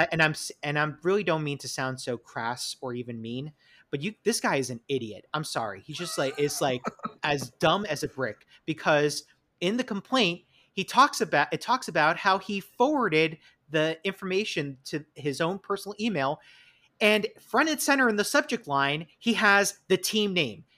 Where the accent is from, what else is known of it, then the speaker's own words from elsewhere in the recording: New York, United States; accent: New York; it's my New York accent